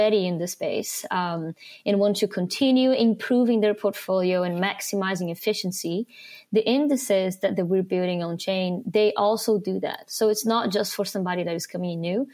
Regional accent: Brazil; also born or lived in London; now in Switzerland; I'm actually from Brazil. I've lived in a couple of countries

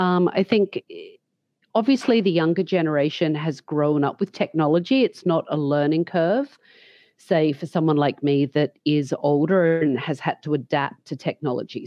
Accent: Australia; moved away as an adult; also born or lived in London; now in United States; leaving Australia at such a young age, which I did, and I went to London for a long time and then to the US, and always reflecting back on my education as a young hairdresser here in Australia

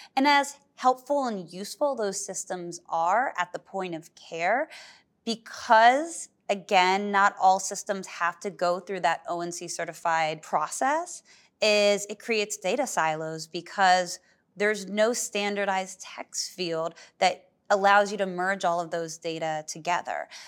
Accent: Berkeley, California, United States; moved away; I grew up in Berkeley, California

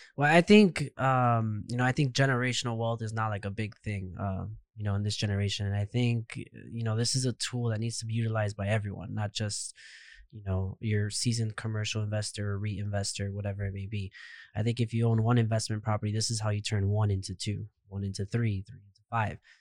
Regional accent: Miami, Florida, United States; I was, I was born and raised in Miami, so I've never left Miami

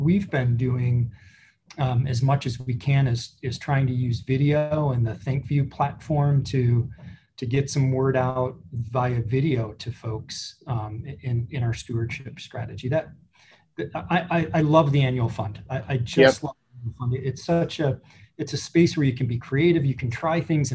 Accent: Joliet, Illinois, United States; my hometown in Joliet

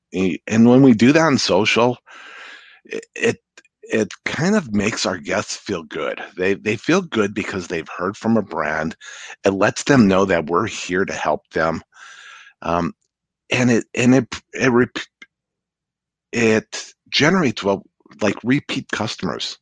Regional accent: Santa Fe, New Mexico, United States; moved away as an adult; now in Seattle, United States; I grew up in Santa Fe

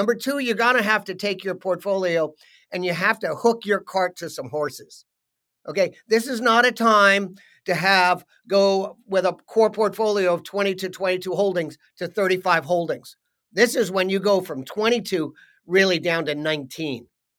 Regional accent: New York, United States; I grew up outside New York on a piece of land that was called Overlook Farm. And it was a farm up on a hill.

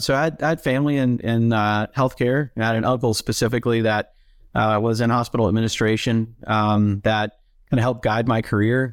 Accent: Atlanta, Georgia, United States; moved away as an adult; also born or lived in Tennessee; I grew up in the Atlanta area and suburbs of, of Atlanta, Georgia

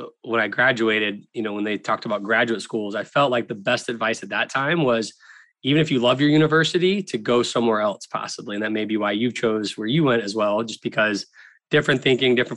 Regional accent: Tallahassee, Florida, United States; I grew up in Tallahassee, Florida

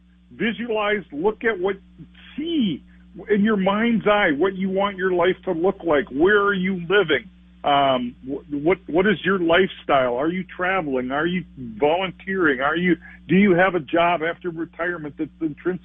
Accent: Olivia, Minnesota, United States; I'm from Olivia, Minnesota, in Renville County.

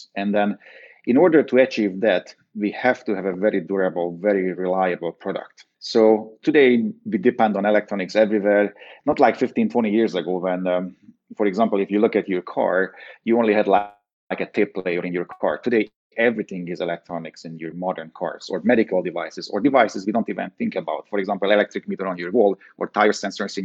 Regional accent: Hungary; moved away; growing up in Hungary, I was always involved in the business

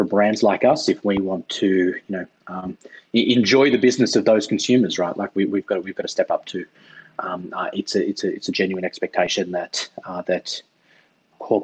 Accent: Sydney, New South Wales, Australia; I grew up in Sydney

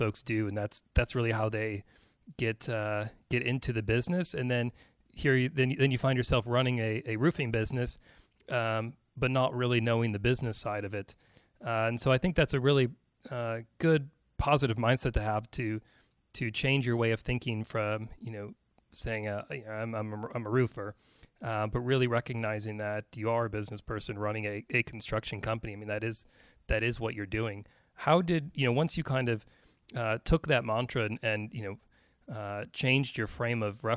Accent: Western New York, United States; grew up in Western New York as well

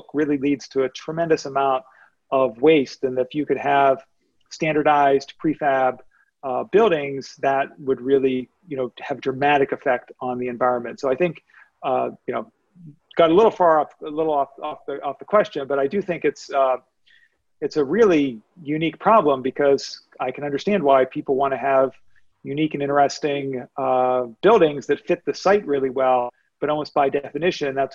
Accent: Pittsburgh, Pennsylvania, United States; I grew up in Pittsburgh

